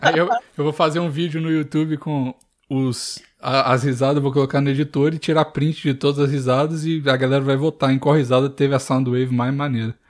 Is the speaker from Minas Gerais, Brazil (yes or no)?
yes; Curvelo, Minas Gerais, Brazil; Eu, a parte de mãe é de Curvelo, a parte de pai é de Uberlândia. E eu nasci em Curvelo